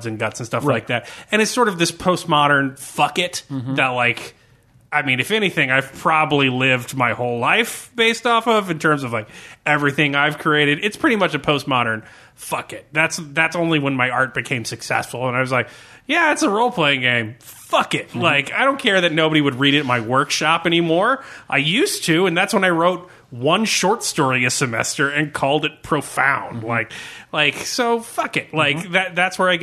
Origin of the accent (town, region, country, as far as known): United States; born or raised there